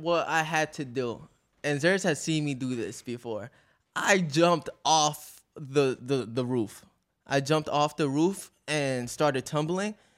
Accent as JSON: {"language": "English", "town": "New York City", "region": "New York", "country": "United States", "said": "I'm from Astoria, Queens. I'm from down the block from over here."}